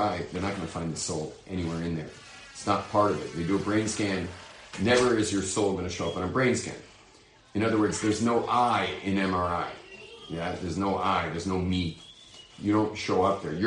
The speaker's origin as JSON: {"language": "English", "town": "Los Angeles", "region": "California", "country": "United States", "said": "I'm from Hollywood, but I'm not an actor"}